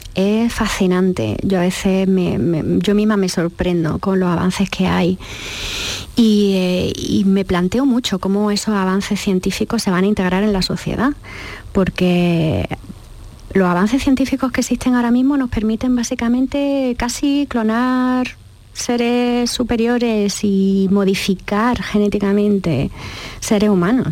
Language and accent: Spanish; Jaén, Andalusia, Spain; moved away as an adult; also born or lived in United States / Freiburg, Germany / Boston; yo nací en Jaén y estoy en Jaén